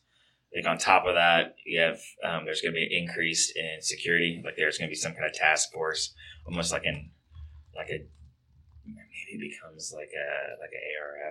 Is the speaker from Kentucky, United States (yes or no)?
yes; Kentucky, United States; now in Ohio, United States; I think about Kentucky, my home state